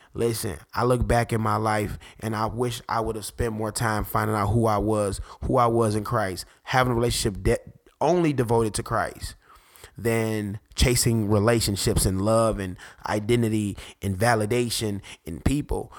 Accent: Detroit, Michigan, United States; I'm from Detroit, so I, I grew up in the era when people were getting shot for glasses

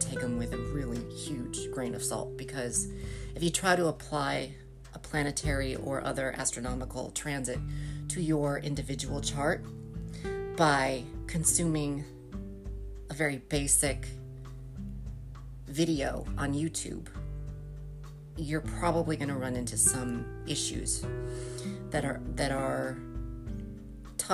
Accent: United States; as an American

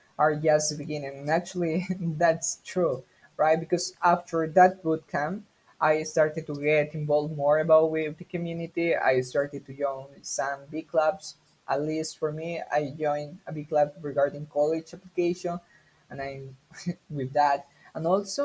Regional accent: Peru; English is a second language; I'm from Peru.

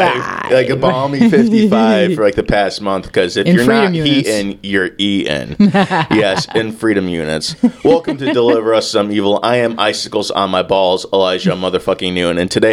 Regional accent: Kentucky, United States; He hails from Kentucky, my hometown.

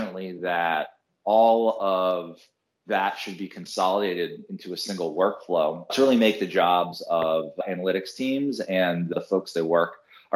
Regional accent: San Francisco Bay Area, California, United States; now in New York, United States; I grew up in the San Francisco Bay Area

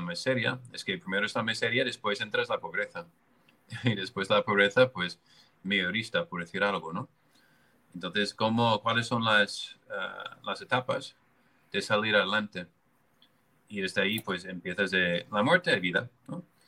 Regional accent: United States; moved away; Yo, yo soy americano

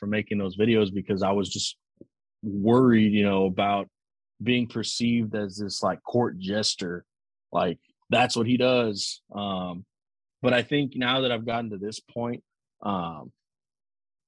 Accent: Zapata, Texas, United States; now in Houston, United States; Zapata, Texas is small.

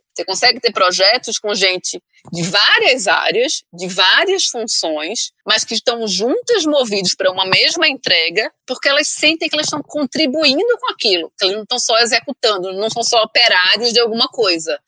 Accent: Recife, Pernambuco, Brazil; accent: Nordestina; also born or lived in United States; now in São Paulo, Brazil; É, sou pernambucaníssima, é, nasci no Recife e já morei em várias cidades diferentes no mundo.

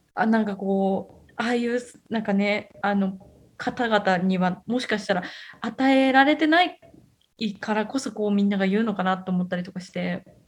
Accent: Gifu, Japan; moved away; うちの実家の方って、まあ、岐阜県なんですけど、まあ、田舎の方の

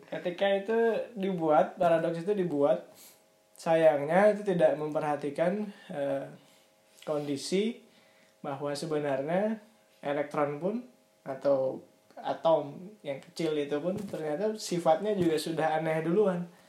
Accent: Banjarmasin, South Kalimantan, Indonesia; gue lahir di Banjarmasin

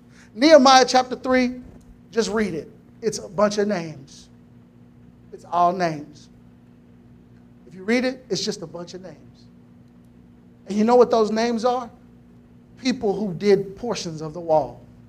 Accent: Temple, Texas, United States; I was born and raised here in Temple, Texas.

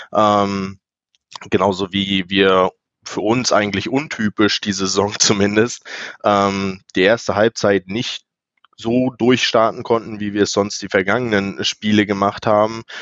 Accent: Rostock, Mecklenburg-Vorpommern, Germany; ich bin ein weiteres Nordlicht hier, also ich komme aus Rostock, ganz weit im Norden

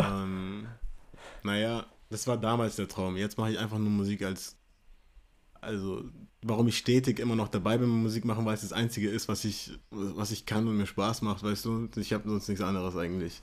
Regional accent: Munich, Bavaria, Germany; Ich bin aus München. Ähm, Deutschland geboren, amerikanische Wurzeln

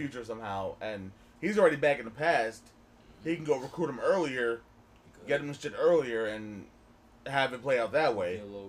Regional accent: New Jersey, United States; We're New Jersey kids. New Jersey guys.

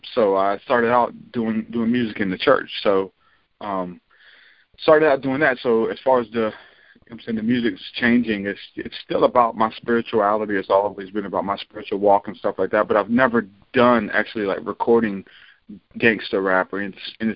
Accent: New Orleans, Louisiana, United States; now in Alabama, United States; I'm actually from New Orleans, but I've been here since like 2000 for good

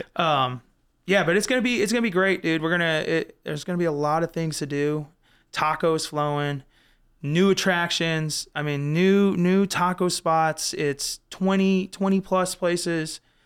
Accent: Florissant, Missouri, United States; I grew up in the Florissant, Hazelwood area. I went to Hazelwood West High School.

